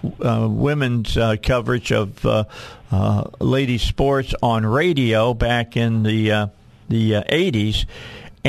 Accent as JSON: {"language": "English", "area": "outside of Chicago", "region": "Illinois", "country": "United States", "tie": "born or raised there", "moved": "as an adult", "lives_now": "Arkansas, United States", "said": "I grew up outside of Chicago"}